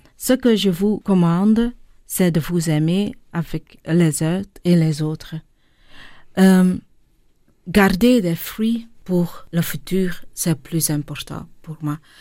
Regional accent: Linter, Flanders, Belgium; born or raised there; first language Dutch; French is a second language; also born or lived in Tamil Nadu, India

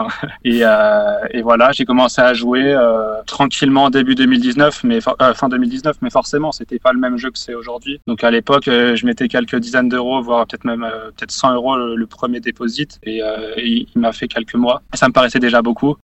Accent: Savoie, Auvergne-Rhône-Alpes, France; now in Paris, France; je suis originaire de Savoie

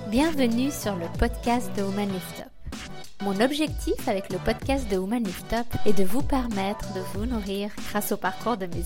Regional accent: Côtes-d'Armor, Brittany, France; moved away as an adult; je suis originaire de Bretagne, de pur beurre breton

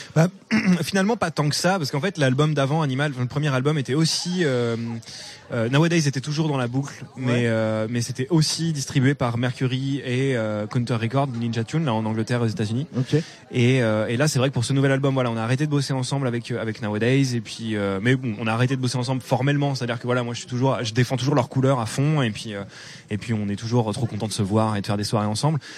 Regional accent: Normandy, France; moved away as an adult; en tant que bon normand

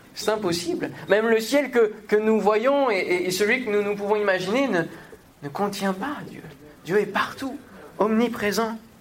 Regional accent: Normandy, France; now in Paris, France; je viens de la Normandie

